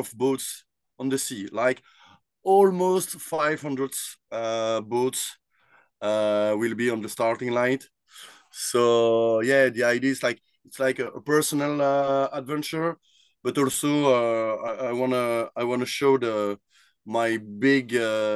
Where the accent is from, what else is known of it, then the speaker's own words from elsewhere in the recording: Brussels, Brussels-Capital Region, Belgium; I grew up in Brussels